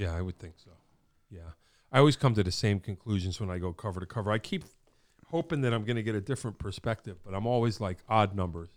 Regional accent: Wallingford, Connecticut, United States; growing up in Wallingford

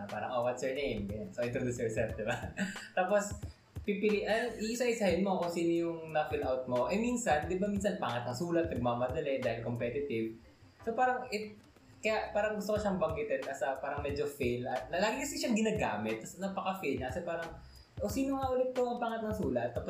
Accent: Calabarzon, Philippines; accent: konyo; also born or lived in Manila; nawala uh, na yung ano, konyo accent ko. Uh, I had it

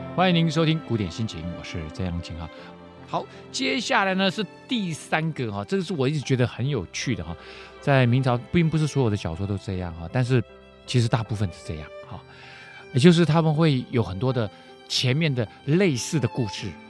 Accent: Keelung, Taiwan; 我以前小时候住基隆，那基隆是海边呐

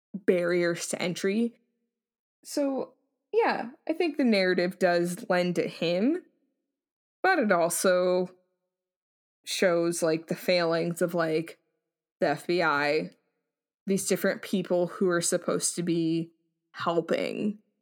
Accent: United States; we're, we're American

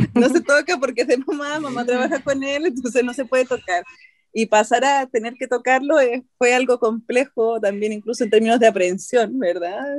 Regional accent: Chile; also born or lived in Colombia; yo soy eh, chilena colombiana.

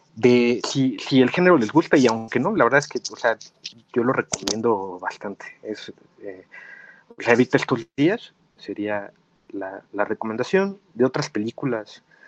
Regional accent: Mexico; nosotros como mexicanos

